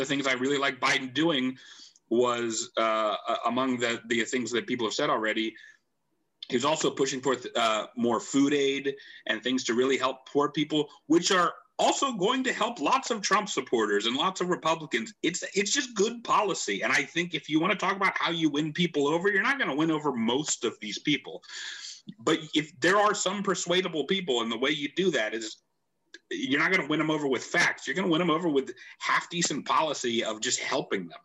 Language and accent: English; Pittsburgh, Pennsylvania, United States; Bill Peduto, who's a fantastic mayor of my hometown